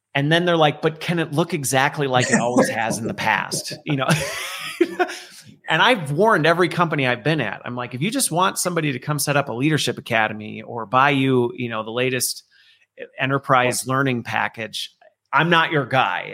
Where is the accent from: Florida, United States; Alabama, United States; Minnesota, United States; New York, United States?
Minnesota, United States; also born or lived in Loveland, Colorado; Minnesota is actually where I spent most of my youth growing up in a very tiny town in the middle of nowheresville